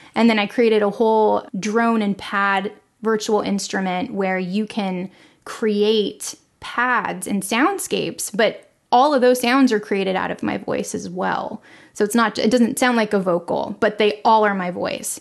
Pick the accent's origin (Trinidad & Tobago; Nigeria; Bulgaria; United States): United States; Los Angeles, California; moved away as an adult; now in Longview, Texas, United States; I was born and raised in Los Angeles